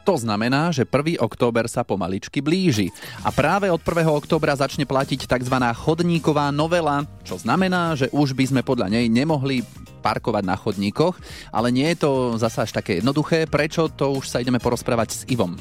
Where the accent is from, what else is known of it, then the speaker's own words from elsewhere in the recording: Trnava, Trnava Region, Slovakia; u nás v Trnave